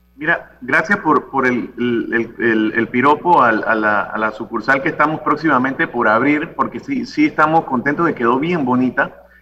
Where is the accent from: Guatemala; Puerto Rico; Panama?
Panama; Santiago de Veraguas, Veraguas; somos de Santiago